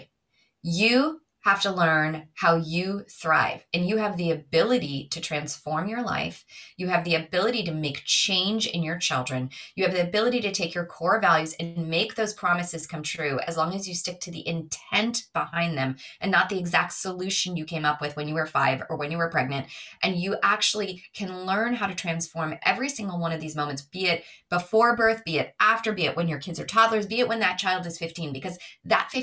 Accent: New York, United States; I'm from New York

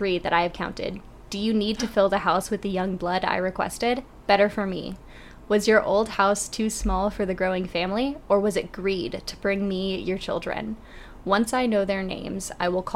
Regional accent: Wisconsin, United States; I'm from Wisconsin.

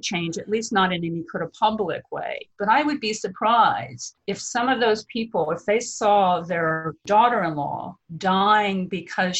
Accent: Texas, United States; I'm from Texas

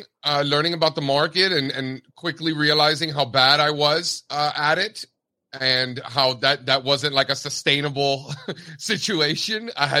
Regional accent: Miami, Florida, United States; I grew up an Orioles fan because I grew up in Miami.

